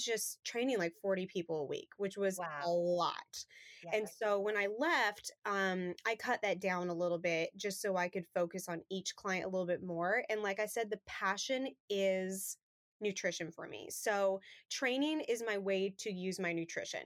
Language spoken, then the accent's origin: English; Colorado, United States; now in Thomasville, United States; Originally, I'm from Colorado.